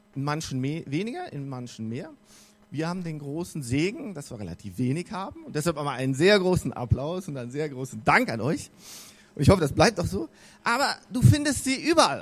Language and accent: German; North Rhine-Westphalia, Germany; now in Bavaria, Germany; Gerade hier in Bayern und da, wo ich herkomme, in Nordrhein-Westfalen, ist das auch so eher so der klassische Fall, in der katholischen Kirche aufzuwachsen. Also ich bin da groß